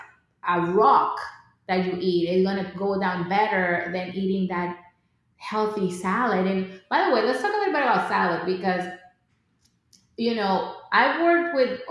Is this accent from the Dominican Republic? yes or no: yes; Dominican Republic; I grew up in the Dominican Republic